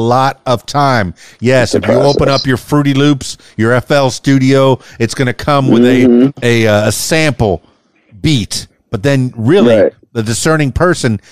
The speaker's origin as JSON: {"language": "English", "town": "Fort Lauderdale", "region": "Florida", "country": "United States", "tie": "born or raised there", "moved": "yes", "lives_now": "Central Arkansas, United States", "said": "I grew up in Fort Lauderdale in the Davie area."}